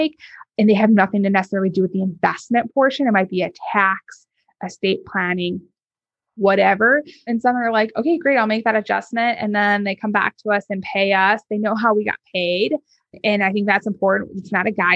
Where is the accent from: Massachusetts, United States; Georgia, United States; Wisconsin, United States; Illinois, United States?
Illinois, United States; North Shore of Chicago; I grew up on the North Shore of Chicago, very affluent suburbs